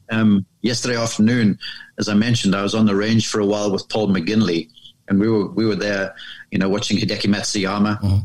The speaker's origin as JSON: {"language": "English", "country": "South Africa", "tie": "born or raised there", "moved": "as an adult", "lives_now": "United States", "said": "I grew up there in South Africa and was there until I was um, sort of age 20"}